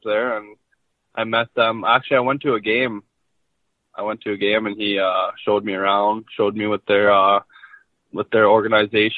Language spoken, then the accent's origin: English; Meadow Lake, Saskatchewan, Canada; I'm actually from Meadow Lake, Saskatchewan